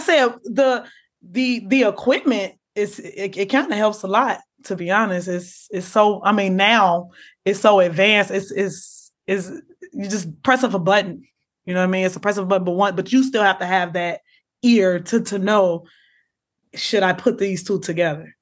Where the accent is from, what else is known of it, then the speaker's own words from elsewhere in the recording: Chicago, Illinois, United States; I'm from Chicago